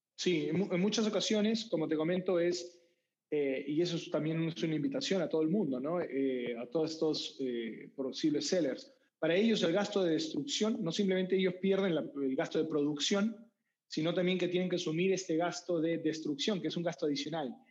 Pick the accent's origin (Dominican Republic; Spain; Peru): Peru; moved away; also born or lived in United States; Yo soy peruano